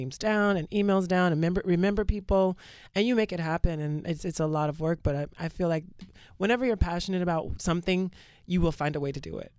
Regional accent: Georgia, United States; now in New York City, United States; I'm from Georgia.

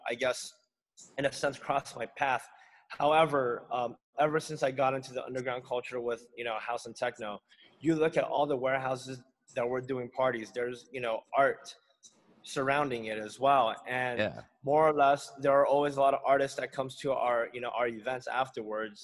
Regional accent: Guam; now in Los Angeles, United States; growing up in Guam

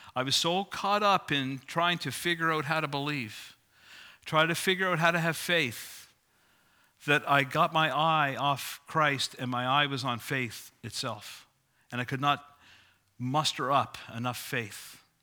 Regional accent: Sydney, New South Wales, Australia; moved away; I grew up in Sydney, as you probably know. If not, you know it from my accent.

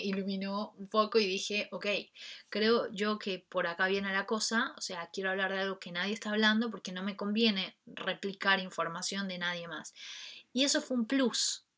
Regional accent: Ecuador; en mi país, Ecuador

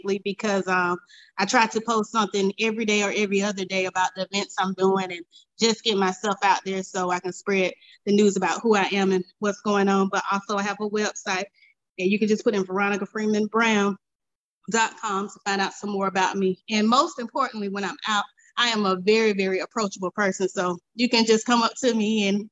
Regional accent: Augusta, Georgia, United States; born and raised in Augusta, Georgia.

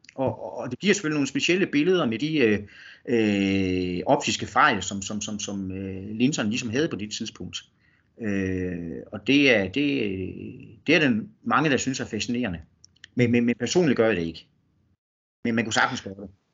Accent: North Jutland, North Denmark Region, Denmark; moved away; en oprindelig nordjyde

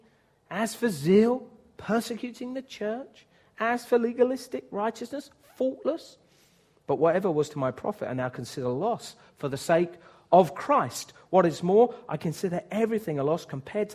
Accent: United Kingdom; I'm white British

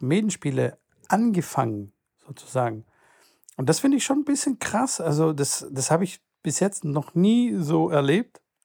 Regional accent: Stuttgart, Baden-Württemberg, Germany; bei uns in Stuttgart

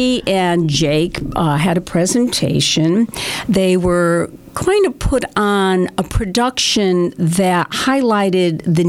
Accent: Waterbury, Connecticut, United States; now in Litchfield, United States; When I was a young girl growing up in Waterbury

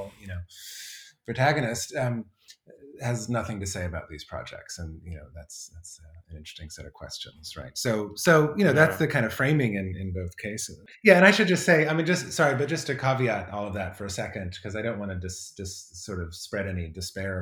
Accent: Colorado, United States; moved away; I grew up in Colorado

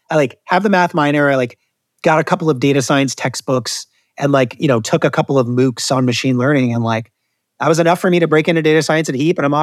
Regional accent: Detroit, Michigan, United States; born there; I just recently discovered Detroit South pizza, and I was born in Detroit

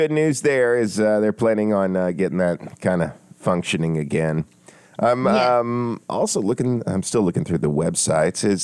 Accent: Atlanta, Georgia, United States; I, I always tell people I've lived in the South my entire life since birth and uh, never got used to it.

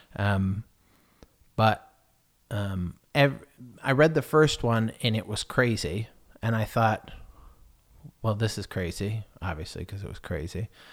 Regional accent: United States; moved away as an adult; now in England; I'm American

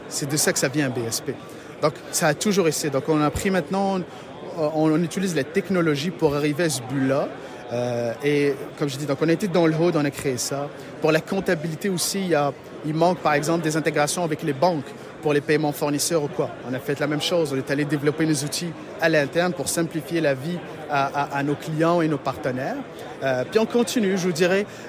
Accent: Morocco; also born or lived in Matane, Quebec, Canada; now in Quebec, Canada; je suis d'origine du Maroc, donc on a ouvert un bureau au Maroc

